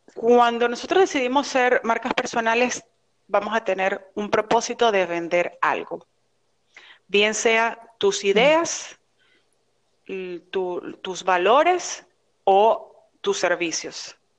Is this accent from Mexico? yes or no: no; Venezuela; now in Miami, United States; Yo soy venezolana, estoy residenciada en Miami